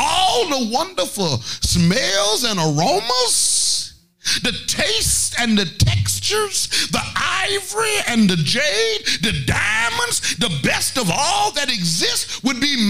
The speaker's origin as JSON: {"language": "English", "region": "Arkansas", "country": "United States", "moved": "yes", "lives_now": "Atlanta, United States", "said": "I'm really from Arkansas. I'm from the only state that's in the Bible"}